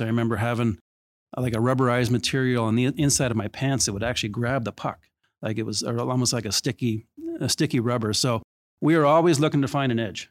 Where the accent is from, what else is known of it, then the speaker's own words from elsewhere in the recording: Toronto, Ontario, Canada; I grew up in Etobicoke.